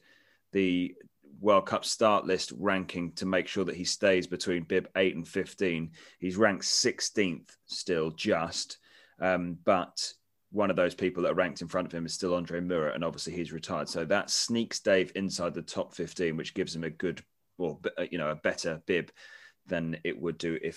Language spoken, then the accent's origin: English; United Kingdom; from our perspective, as a Brit's perspective